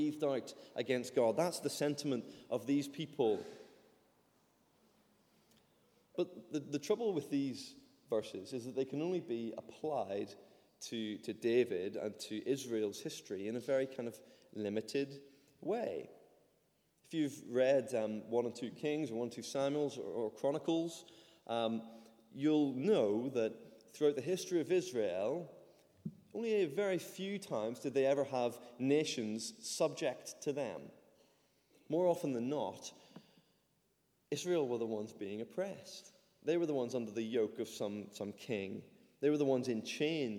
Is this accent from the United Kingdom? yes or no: no; Ireland; moved away; I'm Irish